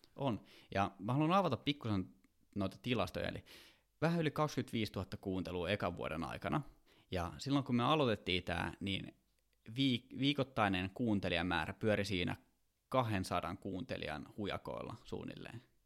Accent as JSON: {"language": "Finnish", "town": "Kouvola", "region": "Kymenlaakso", "country": "Finland", "moved": "yes", "said": "mä oon Kouvolasta kotoisin"}